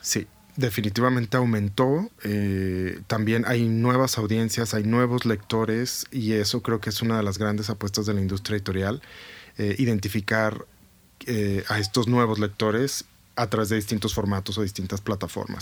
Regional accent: Guadalajara, Jalisco, Mexico; moved away as an adult; now in Bogotá, Colombia; soy tapatío y vivo eh, hace cinco años, más de cinco años ya en Bogotá.

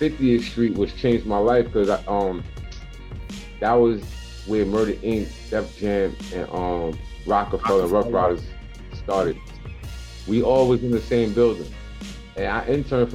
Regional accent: New York City, New York, United States; growing up in Hollis

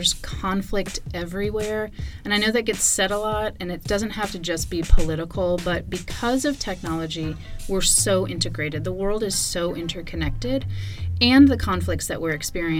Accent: California, United States; moved away as an adult; also born or lived in Georgia; now in Atlanta, United States; I moved back to my home state of California

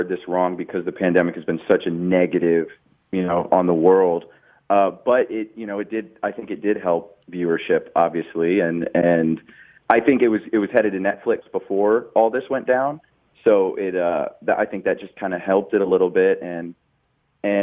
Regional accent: Springfield, Illinois, United States; I grew up in Springfield, Illinois

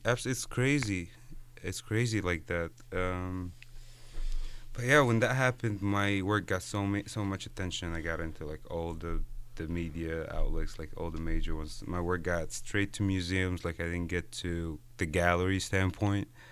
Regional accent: Egypt; moved away as an adult; I'm Egyptian. I was born and raised in Egypt.

